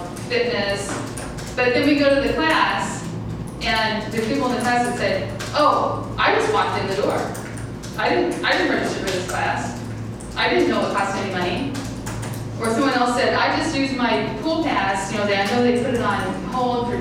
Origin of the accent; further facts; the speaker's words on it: Iowa City, Iowa, United States; I'm from Iowa City. I grew up here, so I have many decades of experience